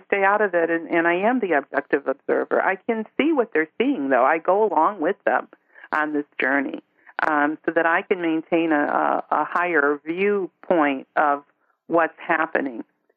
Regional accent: Chicago, Illinois, United States; I grew up in Chicago, but that never felt like home

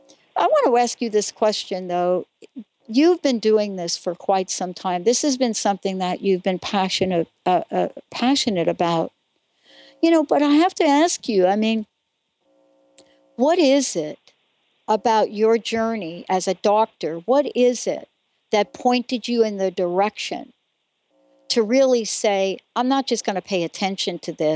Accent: East Coast, United States; accent: East Coast; yes, you can hear my East Coast accent, but currently I live in Washington State.

